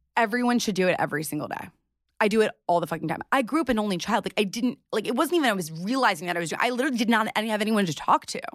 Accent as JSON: {"language": "English", "town": "New York City", "region": "New York", "country": "United States", "tie": "born or raised there", "said": "I grew up in New York City"}